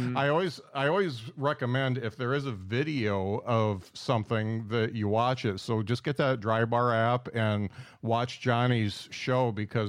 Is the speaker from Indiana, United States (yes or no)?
yes; South Bend, Indiana, United States; I mean, I'm from South Bend, Indiana, so just a hop.